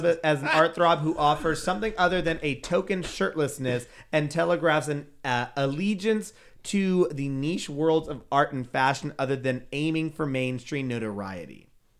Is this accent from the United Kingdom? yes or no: yes; United Kingdom; Because we're British.